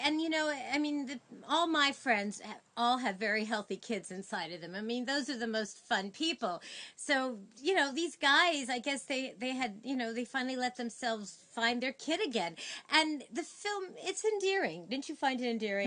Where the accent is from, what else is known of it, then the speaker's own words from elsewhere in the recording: New York City, New York, United States; I'm from Sheepshead Bay, but we're kind of near Flatbush